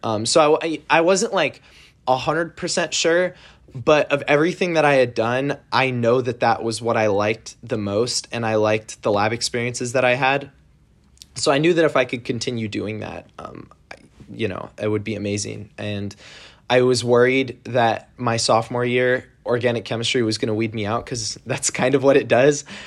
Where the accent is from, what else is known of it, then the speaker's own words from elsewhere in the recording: San Jose, California, United States; I'm from San Jose, California, in the Bay Area